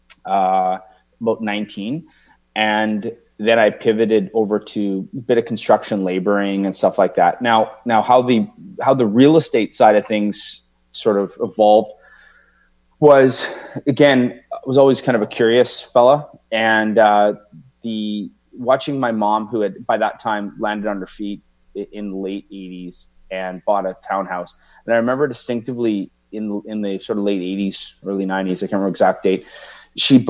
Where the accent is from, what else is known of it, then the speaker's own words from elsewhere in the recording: Victoria, British Columbia, Canada; also born or lived in Edmonton, Alberta, Canada; So I moved to Victoria from Edmonton with my mom and my brother my mom and my dad had separated in 1983. So I was 11 years old.